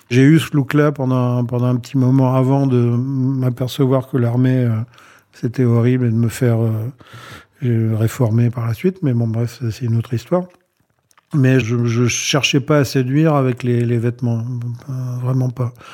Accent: Mahebourg, Grand Port, Mauritius; Donc j'avais fait, une, fait faire une dizaine de chemises à jabot dans mon bled là-bas à Maïbourg, à l'île Maurice.

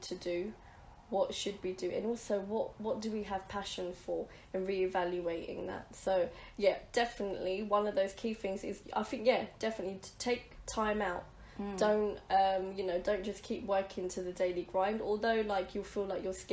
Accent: Mauritius; now in London, United Kingdom; we're from Mauritius

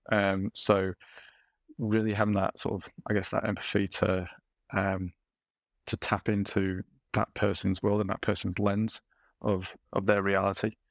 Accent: Yorkshire and the Humber, United Kingdom; as a Yorkshireman

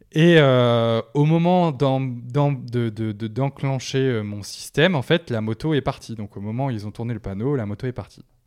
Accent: the Nord, Hauts-de-France, France; C'est chez moi

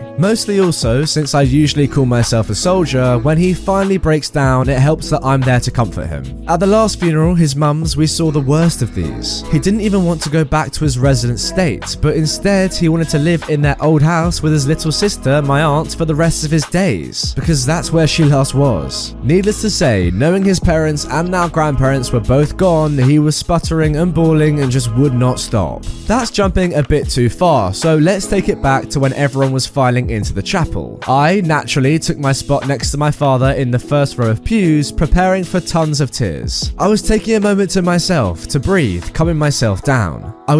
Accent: Wichita, Kansas, United States; and I moved to Texas. The setting of this story is in my hometown of Wichita, Kansas.

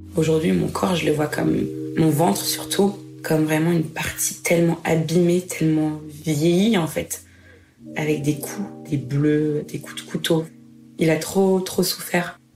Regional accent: Reims, Grand Est, France; Je suis née à Reims, en Champagne-Ardenne

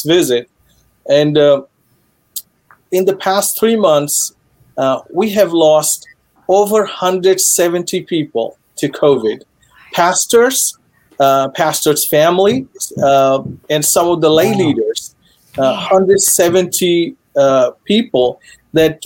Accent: Western Odisha, India; first language Sambalpuri; English is a second language; now in Duluth, United States; Sambalpuri is my mother tongue

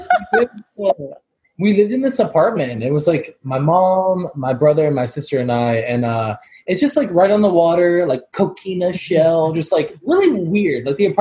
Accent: Jacksonville Beach, Florida, United States; Okay, so when I was younger, I'm from Jacksonville Beach, Florida.

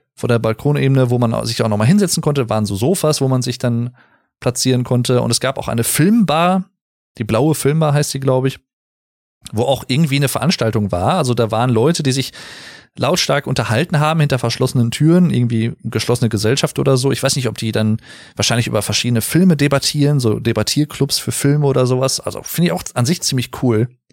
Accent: Sauerland, North Rhine-Westphalia, Germany; ich komme aus dem Sauerland

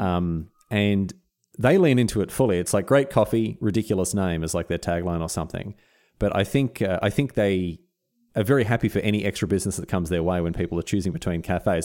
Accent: Australia; as an Australian

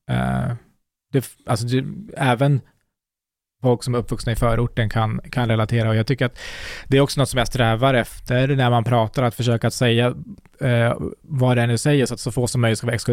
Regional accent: Iran; born there; Eh, nej, jag är född i Iran på flykt.

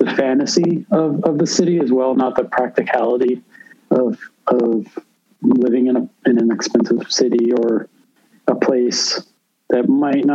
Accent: Philadelphia, Pennsylvania, United States; now in New York, United States; I'm from Philadelphia originally

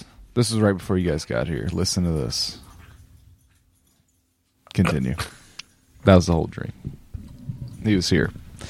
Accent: New York, United States; I'm from New York. Okay. Capiche.

